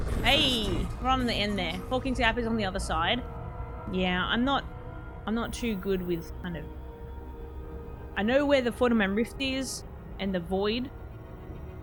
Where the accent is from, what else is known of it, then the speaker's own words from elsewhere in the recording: Australia; I'm Australian